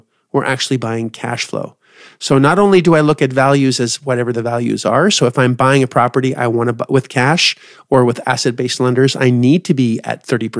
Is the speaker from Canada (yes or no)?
yes; Canada; I'm Canadian.